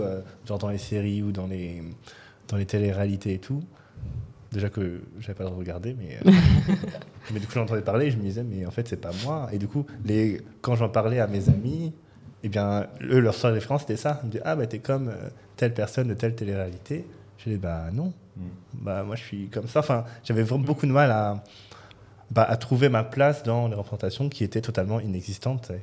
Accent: Gagny, Île-de-France, France; je suis né dans le 93, euh, dans une petite ville qui s'appelle Gagny. J'ai fait mes études en 93

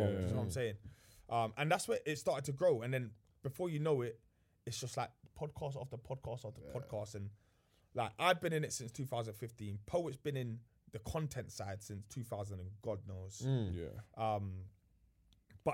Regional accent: London, United Kingdom; I'm from Grove, innit?

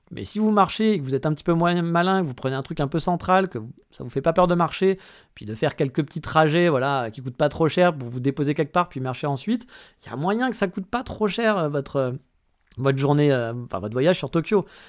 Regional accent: France; now in Japan; chez nous en France

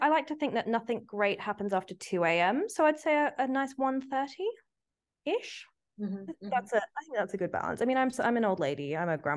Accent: Sydney, New South Wales, Australia; moved away as an adult; also born or lived in Singapore; now in London, United Kingdom; I moved to London when I was 18 from Sydney and was so homesick.

